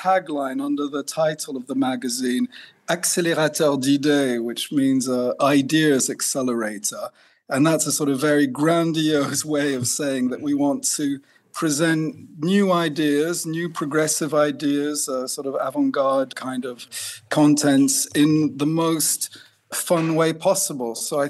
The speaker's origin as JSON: {"language": "English", "country": "France", "tie": "born or raised there", "also_born_or_lived": "Switzerland / Italy / India", "said": "I grew up in France, and in fact, I grew up hippie parents, so we traveled around a lot, Switzerland, Italy, France, India"}